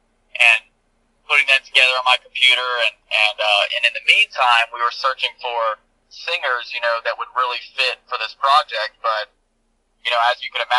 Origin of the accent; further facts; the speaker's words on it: Pensacola, Florida, United States; moved away as an adult; also born or lived in Los Angeles; I went back to my hometown, Pensacola, Florida